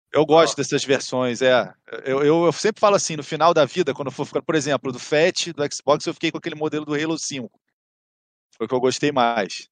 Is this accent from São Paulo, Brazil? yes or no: no; Rio de Janeiro, Brazil; Sou, sou do Rio, capital